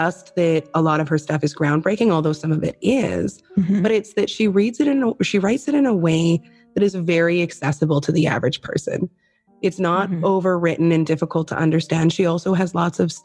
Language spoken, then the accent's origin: English; Canada; I of course also know lots of Canadian slang because of the whole being Canadian thing